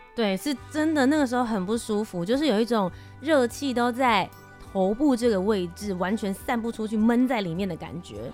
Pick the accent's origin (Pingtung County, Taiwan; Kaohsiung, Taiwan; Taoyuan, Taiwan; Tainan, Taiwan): Kaohsiung, Taiwan; 我是高雄人